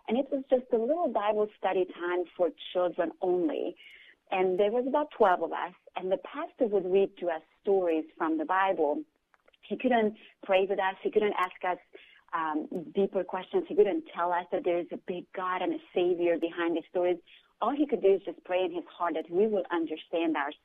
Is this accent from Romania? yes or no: yes; Romania; moved away; I grew up during communism in Romania